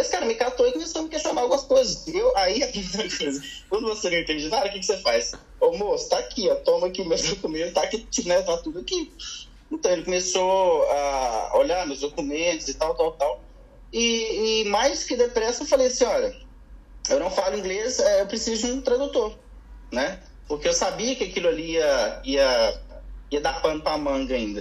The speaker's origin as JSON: {"language": "Portuguese", "town": "Belo Horizonte", "region": "Minas Gerais", "country": "Brazil", "moved": "yes", "said": "Eu sou de BH, sou de Belo Horizonte"}